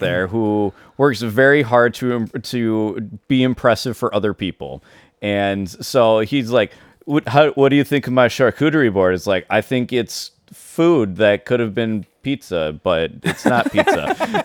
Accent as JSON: {"language": "English", "region": "Wisconsin", "country": "United States", "tie": "born or raised there", "moved": "as an adult", "lives_now": "Michigan, United States", "said": "in my hometown"}